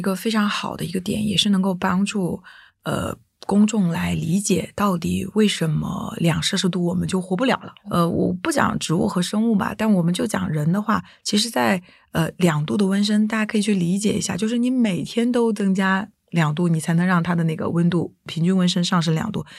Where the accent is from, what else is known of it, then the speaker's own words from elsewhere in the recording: Jiangxi, China; 像我小时候呃出生在江西，以前就是每年冬天还是会下雪的